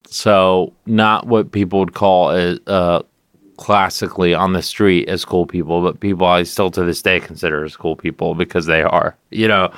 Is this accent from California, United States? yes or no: yes; California, United States; moved away as an adult; now in New York, United States; I always used to say California, but I live in New York